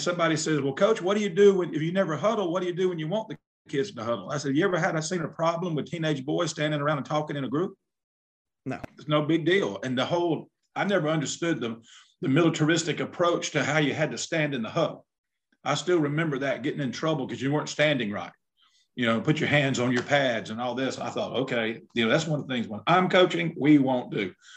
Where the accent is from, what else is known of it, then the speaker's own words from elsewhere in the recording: South Alabama, United States; I'm from South Alabama